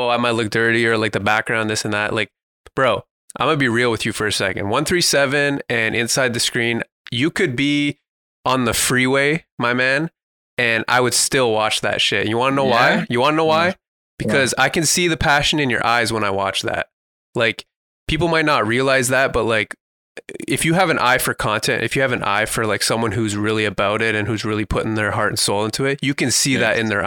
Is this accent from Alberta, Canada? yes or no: no; Toronto, Ontario, Canada; I'm from Toronto